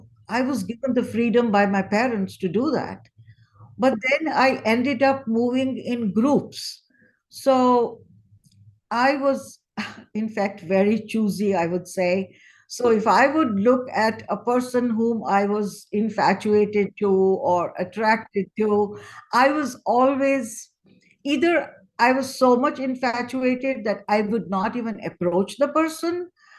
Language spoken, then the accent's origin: English; India; I think I was blessed, unlike so many other families in India.